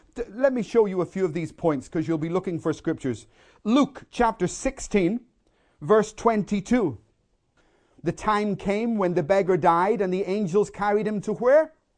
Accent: Belfast, Northern Ireland, United Kingdom; I, I grew up in Belfast in the middle of a war zone

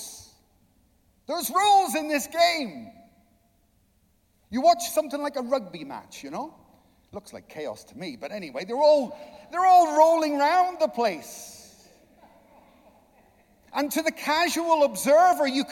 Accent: Ireland; I'm Irish

